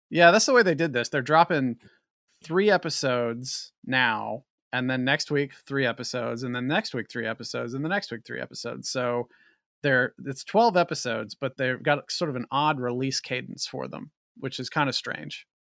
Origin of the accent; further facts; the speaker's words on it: West Virginia, United States; I'm also from West Virginia